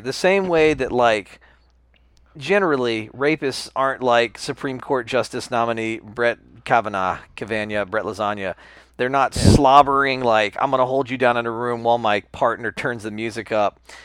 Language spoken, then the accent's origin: English; United States; I'm American